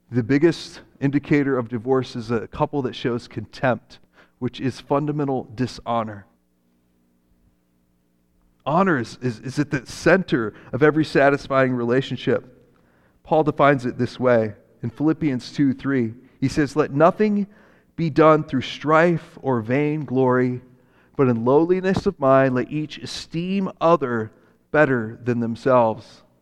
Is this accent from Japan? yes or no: yes; Japan; when I grew up in Japan, my parents were missionaries there.